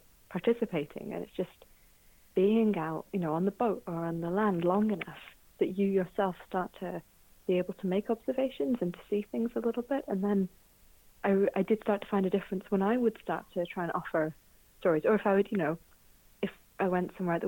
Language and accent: English; Birmingham, West Midlands, United Kingdom; moved away; also born or lived in Scotland; I grew up in Birmingham